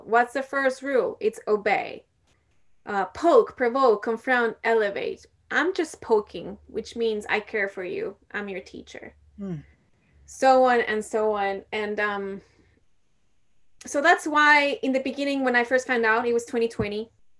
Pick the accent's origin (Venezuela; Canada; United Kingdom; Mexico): Mexico; I'm not from India, I'm from Mexico.